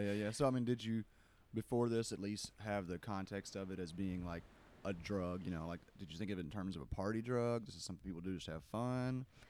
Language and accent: English; Kentucky, United States; I grew up in Kentucky.